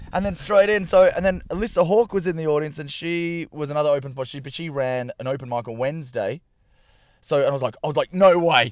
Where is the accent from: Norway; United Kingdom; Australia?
Australia; Perth, Western Australia; moved away as an adult; also born or lived in Melbourne; now in Ireland; I grew up in Perth and moved to Melbourne because that's where the comedy was at.